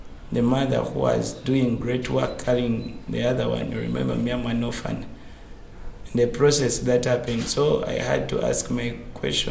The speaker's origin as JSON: {"language": "English", "country": "Uganda"}